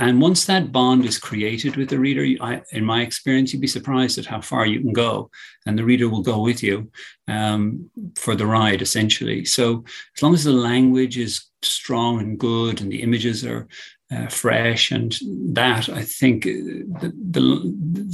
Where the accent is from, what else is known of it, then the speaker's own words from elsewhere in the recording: Ireland; also born or lived in New York City, United States; it's in my DNA, and I'm Irish. But I think it's impossible not to be aware from early childhood in education in Ireland